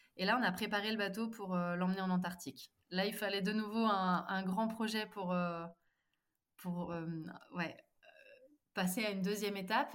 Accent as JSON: {"language": "French", "town": "Nantes", "region": "Pays de la Loire", "country": "France", "tie": "born or raised there", "also_born_or_lived": "Mumbai", "moved": "as an adult", "lives_now": "Drôme, France", "said": "En ce moment, je vis dans la Drôme, mais à la base, je suis originaire de Nantes"}